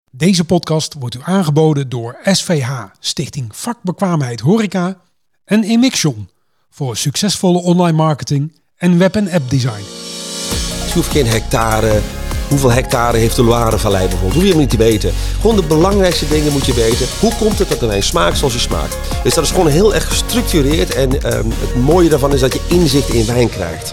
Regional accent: Montferland, Gelderland, Netherlands; ik kom uit Montferland, dus uh, eh, Arnhem en dan richting Duitse grens, van de boerderij.

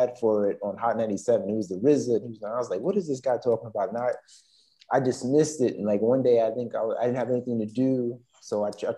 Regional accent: New York City, New York, United States; moved away; also born or lived in Beijing / Brazil / Taiwan / Cambodia; I'm from Queens, second generation on both sides

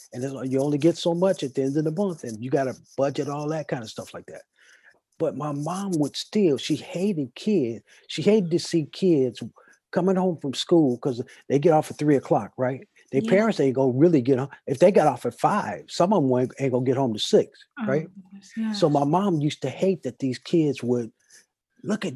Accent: Oakland, California, United States; my hometown, Oakland

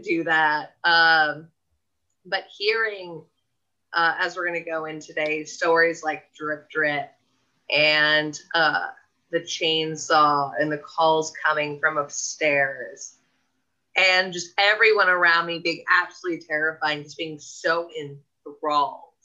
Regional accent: Southern California, United States; both of us growing up in Southern California

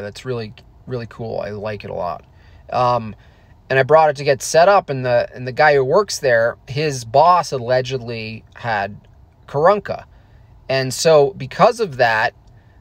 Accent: Hunter, New York, United States; In New York, I grew up in the Catskill Mountains, a little ski town called Hunter Mountain.

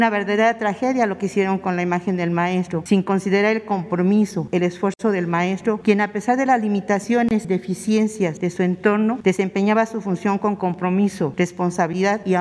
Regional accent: Mexico; ¿Dónde quedaron los libros de texto, las asignaturas, contenidos que nos formaron como mexicanos?

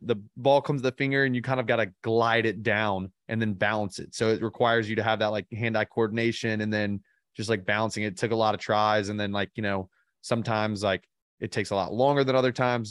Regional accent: Birmingham, Alabama, United States; I grew up in Birmingham, Alabama

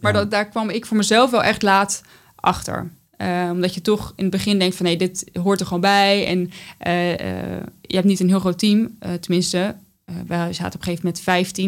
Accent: North Brabant, Netherlands; now in The Hague, Netherlands; wij verhuisden toen van Den Haag naar een dorp in Brabant

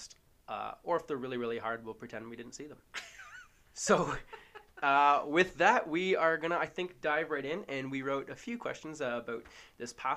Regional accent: Hamilton, Ontario, Canada; moved away; I'm from Hamilton originally, so not a small town, but a very poor town.

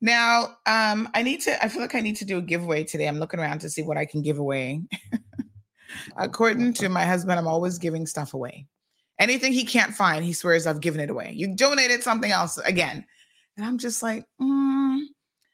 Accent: Cayman Islands; life growing up in the Cayman Islands

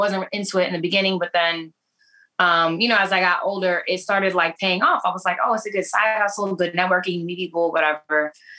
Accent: New York, United States; I'm from New York. I'm from the Bronx. like most Puerto Ricans.

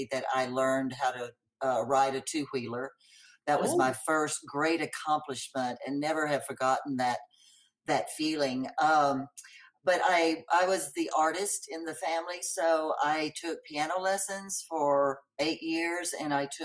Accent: Longview, Texas, United States; I grew up in Longview, Texas

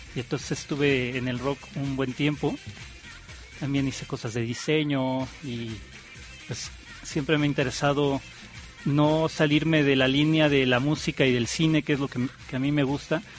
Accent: Mexico City, Mexico; yo nací en el DF y estudié justamente en esta escuela Anáhuac

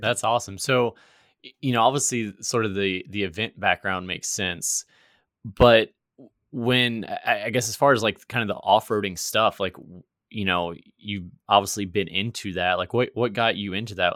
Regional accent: Virginia, United States; moved away; I'm actually originally from Virginia, not West Virginia

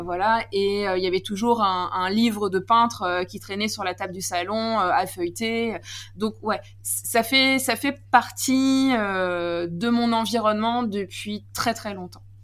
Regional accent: Normandy, France; je suis une Normande

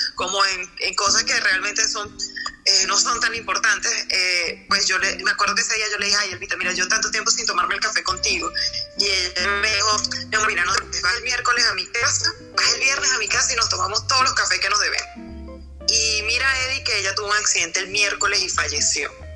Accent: La Victoria, Aragua, Venezuela; moved away as an adult; now in Bogotá, Colombia; Yo soy de La Chapa.

